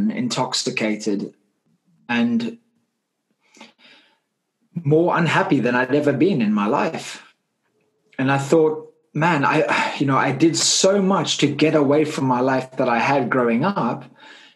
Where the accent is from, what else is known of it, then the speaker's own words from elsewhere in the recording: Cape Town, Western Cape, South Africa; I grew up in Cape Town, South Africa. As you can hear my accent, I'm not from the UK